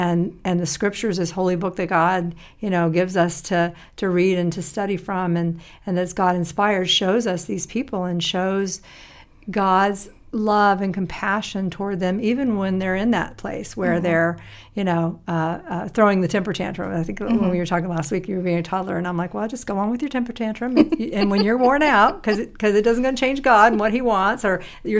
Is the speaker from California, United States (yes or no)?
no; Tennessee, United States; I have country music post-traumatic stress syndrome. I told you, growing up in Tennessee, that's right.